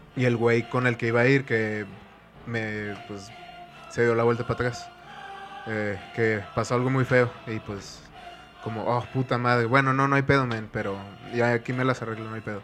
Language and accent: Spanish; northern Mexico, Mexico; norteño en, tierras de, de, Moctezuma